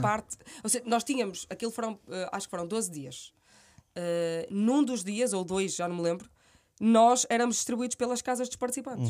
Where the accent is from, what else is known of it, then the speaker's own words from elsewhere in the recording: Guimarães, Norte, Portugal; accent: minhoto; moved away as an adult; now in Lisbon, Portugal; um sotaque minhoto tão uhum. uh, vincado como o meu